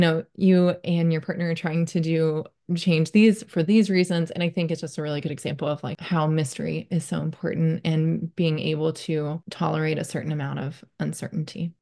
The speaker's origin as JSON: {"language": "English", "region": "Texas", "country": "United States", "tie": "born or raised there", "said": "I grew up in Texas."}